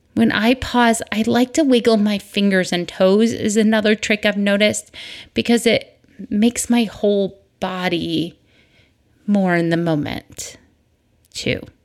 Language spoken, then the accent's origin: English; Michigan, United States; moved away; I grew up in Michigan